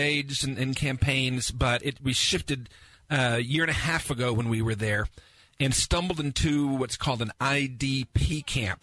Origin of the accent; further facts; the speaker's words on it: United States; As an American